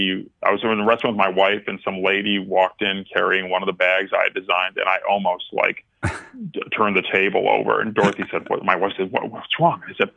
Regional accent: New York, United States; as a New Yorker, I had, Secretary Clinton was my senator

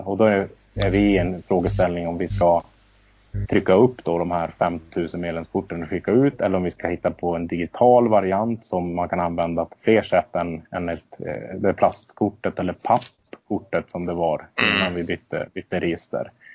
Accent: Örnsköldsvik, Västernorrland County, Sweden; moved away as an adult; Min, bakgrund, jag flyttade ifrån Örnsköldsvik ganska exakt eh, när arenan byggdes

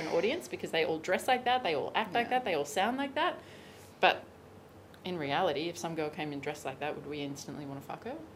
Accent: Australia; moved away as an adult; also born or lived in Bali / Hawaii / Los Angeles; I'm Australian. Traditionally, I left Australia in 2016

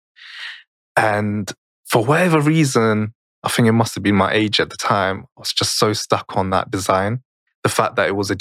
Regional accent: Germany; I grew up in Germany

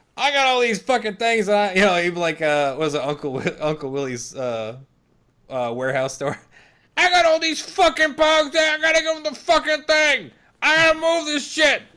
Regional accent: Minnesota, United States; I'm from Minnesota

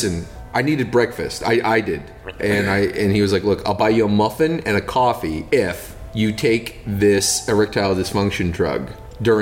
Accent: United States; I'm from Washington. When I was a kid, we had these bushes in front of our house.

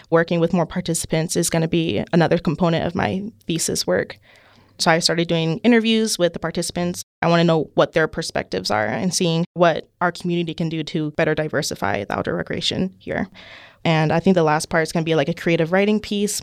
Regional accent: Palmer, Alaska, United States; I grew up in Palmer, Alaska, South Central Alaska

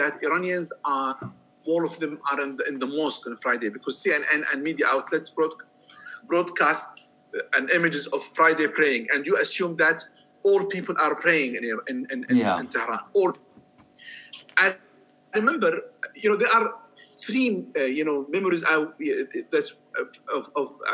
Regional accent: Jordan; moved away as an adult; also born or lived in Germany / Iran; I'm from Jordan

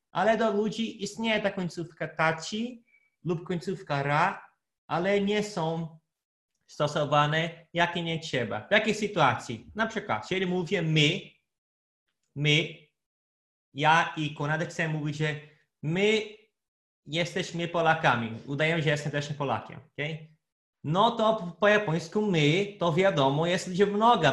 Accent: Brazil; Polish is a second language; moved away; Brazylijczykiem z Brazylii

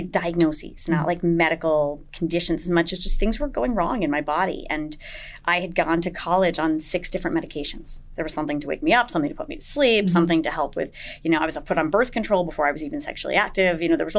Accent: Wyckoff, New Jersey, United States; moved away as an adult; also born or lived in New York City; now in Fair Haven, United States; I'm originally from Northern New Jersey.

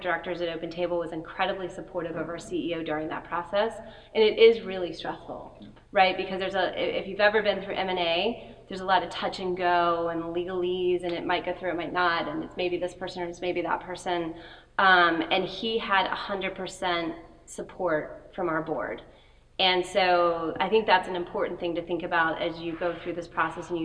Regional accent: New Orleans, Louisiana, United States; moved away; I was born in New Orleans

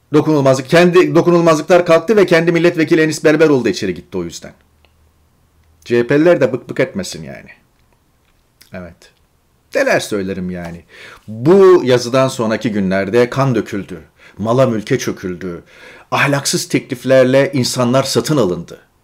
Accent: Turkey; moved away; memleketimiz yani. Orada doğduk, orada okullara gittik, devlet okullarında, devlet yurtlarında kaldık

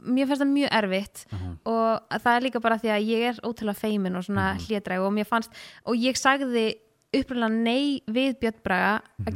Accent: Laugardalur, Capital Region, Iceland; moved away as an adult; also born or lived in Breiðholt; now in Kópavogur, Iceland; ég bjó fyrst í Breitholtinu og var þar í þang til í Fymtabæk og flytt sín í Laugadalen

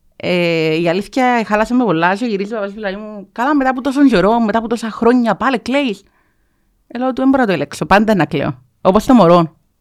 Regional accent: Limassol, Limassol District, Cyprus; now in Larnaca District, Cyprus; πήγα σχολείο Λεμεσό, ε, μεγάλωσα Λεμεσόν, δουλεύω Λεμεσόν.

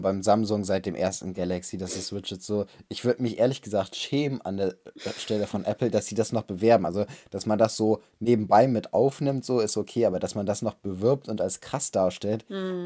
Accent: Germany

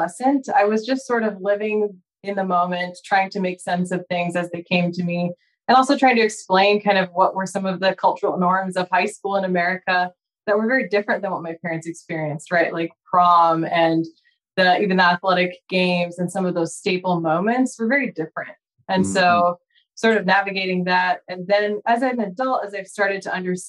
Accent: Spokane, Washington, United States; also born or lived in Chicago area / Seattle area, Washington; I was born in the Chicago area and grew up in Spokane, Washington, on the east side of the state.

